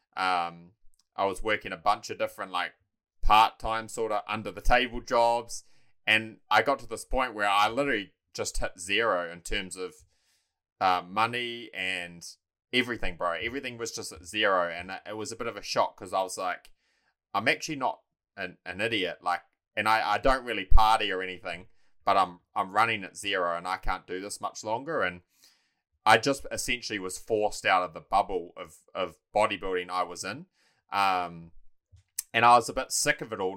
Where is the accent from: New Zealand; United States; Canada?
New Zealand; Taranaki; moved away as an adult; also born or lived in Dunedin; now in Mount Maunganui, New Zealand; I was born and raised in Taranaki.